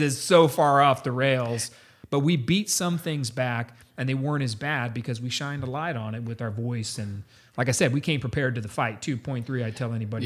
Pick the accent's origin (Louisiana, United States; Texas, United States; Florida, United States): Texas, United States; San Antonio; I grew up in San Antonio. This is my town, my city, uh, I went to high school